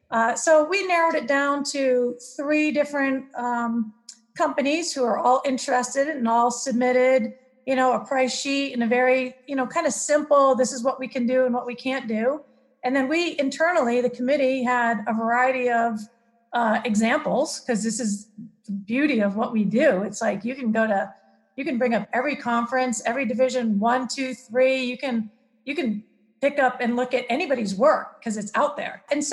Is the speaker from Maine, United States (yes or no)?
yes; Maine, United States; I came from Maine to California, and Santa Cruz is a very unique place.